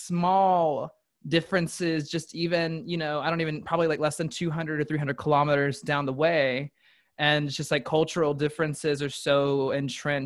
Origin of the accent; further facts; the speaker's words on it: the South, United States; also born or lived in China; I'm from the South. So like manners are king here